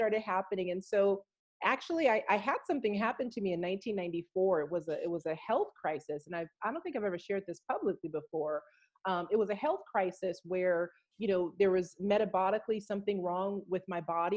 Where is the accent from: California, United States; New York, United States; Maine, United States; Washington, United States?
California, United States; Los Angeles; I come from Los Angeles, California, but my my family is from South Texas